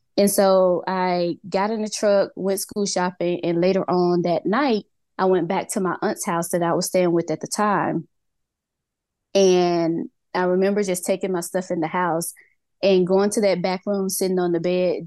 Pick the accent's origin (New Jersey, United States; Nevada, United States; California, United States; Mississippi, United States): Mississippi, United States; moved away as an adult; now in Georgia, United States; I was born and raised in Mississippi. I am in Georgia right now.